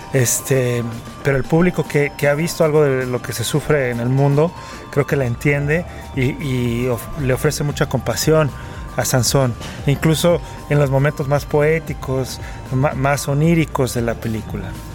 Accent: Mexico; para mí como mexicano

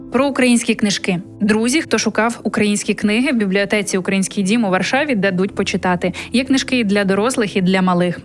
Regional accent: Ukraine; moved away as an adult; now in Poland; журналістка, редакторка українського телеканалу, а нині зі своїм семирічним сином, вимушена переселенка

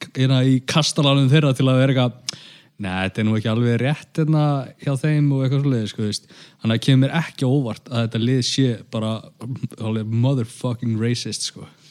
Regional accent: Grindavík, Southern Peninsula, Iceland; minn heimabæ

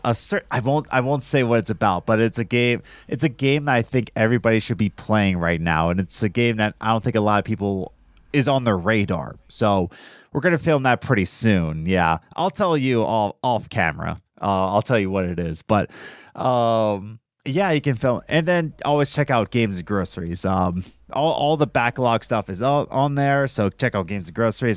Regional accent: United States; I'm American

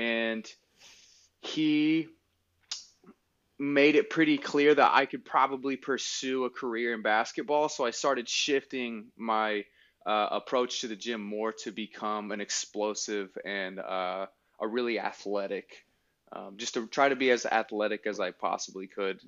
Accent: Salem, Oregon, United States; I grew up in Salem with my aunt and uncle for the most part

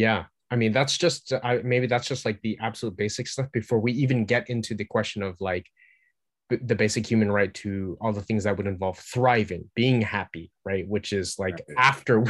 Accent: United States; I'm an American

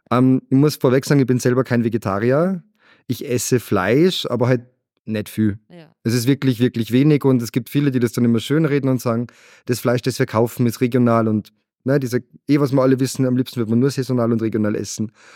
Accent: Salzburg, Austria; es ist meine Heimat und ich habe gemerkt, egal wo ich auf der Welt war, ich habe überall sowas gesucht wie Salzburg

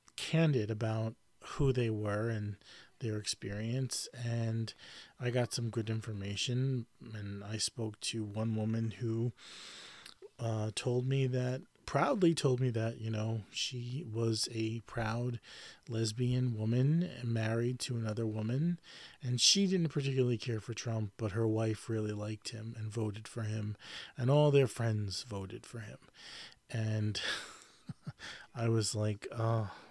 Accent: New York, United States; I grew up in New York my whole life and I'm a New Yorker.

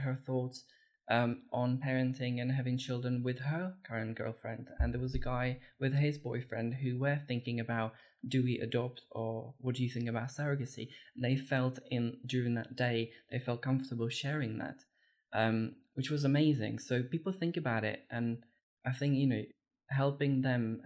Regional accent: Czechia; moved away; I was born and brought up in the Czech Republic

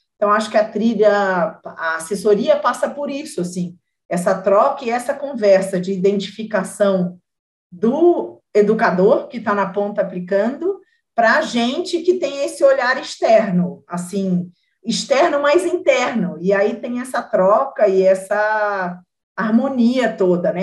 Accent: Rio de Janeiro, Brazil; eu sou carioca também

